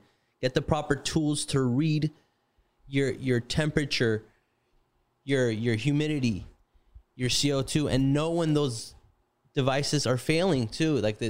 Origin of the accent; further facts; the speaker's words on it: Lebanon; I knew nothing. I was fresh from Lebanon. I didn't have any experience.